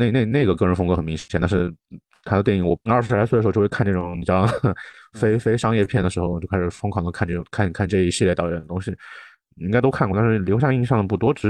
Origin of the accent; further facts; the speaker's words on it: China; 作为一个中国人，哎呀，我就说你没有吧